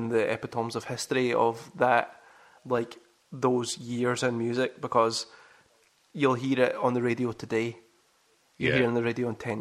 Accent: Kilmarnock, Scotland, United Kingdom; I was growing up in Kilmarnock

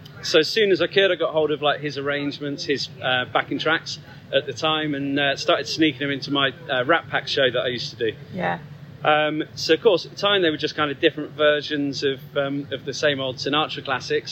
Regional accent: Ilfracombe, South West England, United Kingdom; Volunteer lifeboat crew for the last 11 years in Ilfracombe, back in my hometown

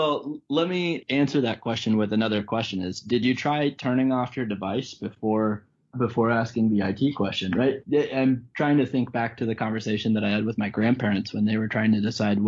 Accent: Colorado, United States; I'm from Colorado

